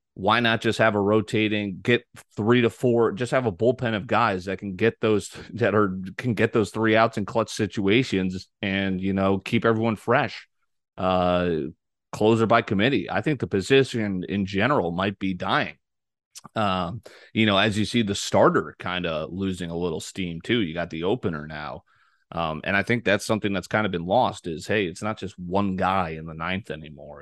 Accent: New Canaan, Connecticut, United States; That's my original high school. That's where I was born in New Canaan

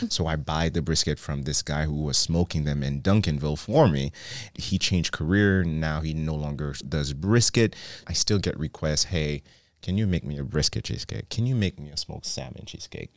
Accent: Haiti; now in Dallas, United States; I grew up in Haiti

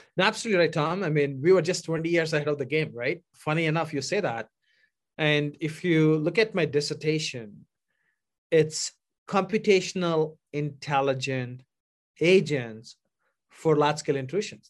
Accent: India; moved away as an adult; now in United States; any dreamer from India came to this country to pursue my advanced degree

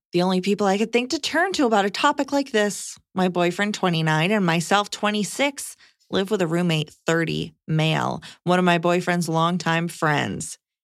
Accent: Canada; now in United States; So, my wife is American and I'm Canadian.

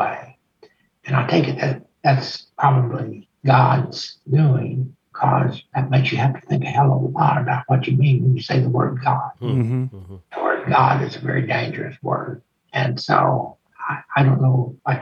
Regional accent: Texas, United States; I'm a Texan

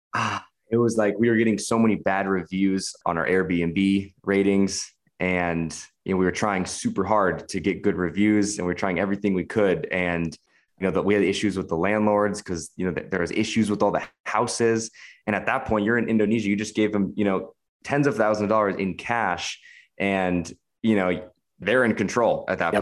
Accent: Washington, United States; moved away as an adult; I'm American. I'm 28 years old. I grew up in Washington State.

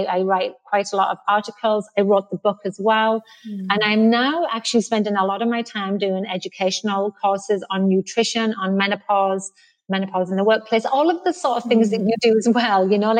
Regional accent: Billingham, North East England, United Kingdom; moved away as an adult; also born or lived in Boston, United States / Canada; now in Texas, United States; So obviously I'm English. I'm from the northeast of England. I'm from Billingham, which is in Teesside near Middlesbrough. And I left 20 years ago to come to the US.

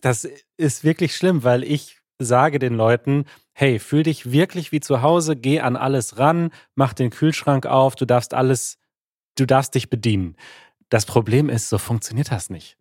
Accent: Germany

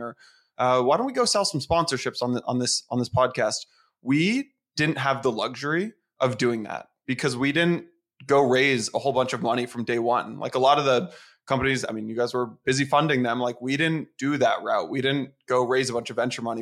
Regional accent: San Francisco, California, United States; moved away as an adult; also born or lived in Atlanta; now in New York, United States; I'm from San Francisco

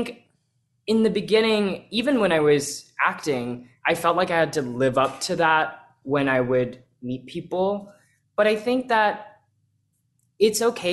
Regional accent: Texas, United States; I grew up in Texas

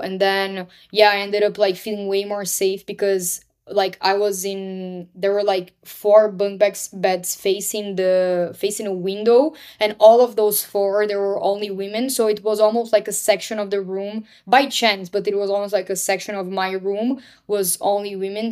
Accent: Brazil; moved away; born and raised in Brazil

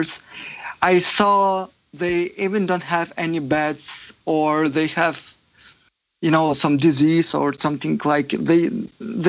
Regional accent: Ukraine; English is a second language; moved away as an adult; now in United States; I was born in Ukraine, and very near to probably big city, but I was like in very depressed and typical former Soviet camp, just, you know, ordinary city.

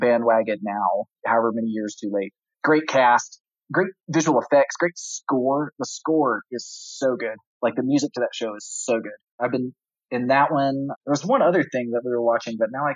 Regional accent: North Texas, United States; I grew up fishing for catfish and bass in North Texas

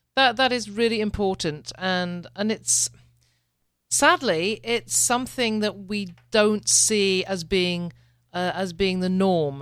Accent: United Kingdom; I'm a Brit

